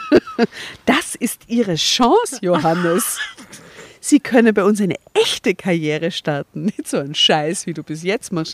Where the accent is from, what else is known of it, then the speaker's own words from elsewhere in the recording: Austria; bei uns in Österreich